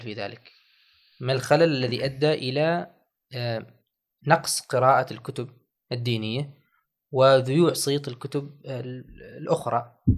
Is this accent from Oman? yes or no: yes; Oman; بلدنا عمان